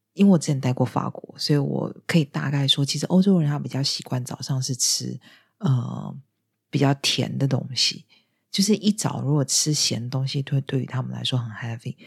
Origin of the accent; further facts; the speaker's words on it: northern Taiwan, Taiwan; moved away; 我是北部人，而且我是一个又不管事的北部人